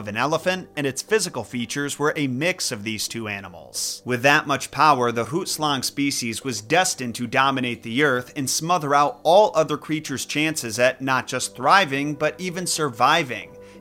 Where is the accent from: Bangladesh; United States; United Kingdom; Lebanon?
United States; Midwest United States; an English speaker from the Midwest United States